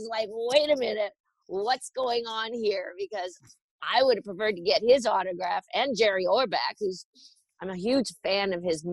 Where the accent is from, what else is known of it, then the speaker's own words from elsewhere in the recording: Canada; moved away as an adult; I'm from Canada